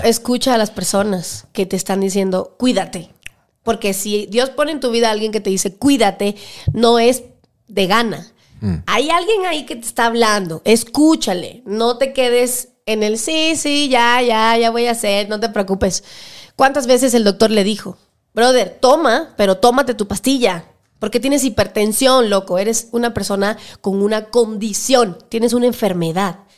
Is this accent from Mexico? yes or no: no; Cuba; moved away as an adult; now in Ecuador; sí, soy cubana. O sea, nací en Cuba, soy hija de padres cubanos y me crié en Cuba 18 años